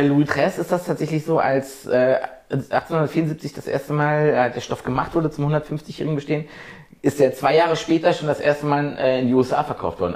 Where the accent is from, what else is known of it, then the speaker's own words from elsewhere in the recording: rural Brandenburg, Germany; 70, 80 Kilometer von hier, wirklich tiefste märkische Provinz.